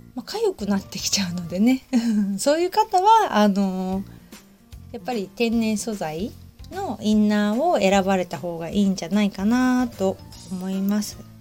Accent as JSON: {"language": "Japanese", "town": "Hamamatsu", "region": "Shizuoka", "country": "Japan", "tie": "born or raised there", "moved": "yes", "lives_now": "Kamakura, Japan", "said": "私浜松出身"}